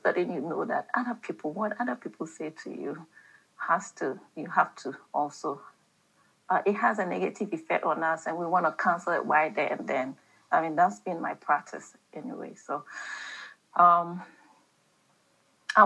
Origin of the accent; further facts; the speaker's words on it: Ghana; I'm talking about Ghana, and I was brought up in Ghana